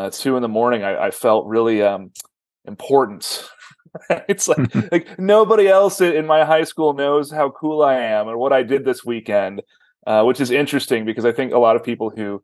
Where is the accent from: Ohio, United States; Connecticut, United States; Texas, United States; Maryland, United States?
Texas, United States; I grew up here in Texas in the 1980s